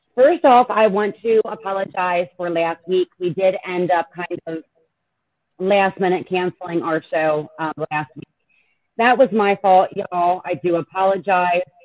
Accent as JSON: {"language": "English", "region": "Pennsylvania", "country": "United States", "said": "we're both from Pennsylvania and that area"}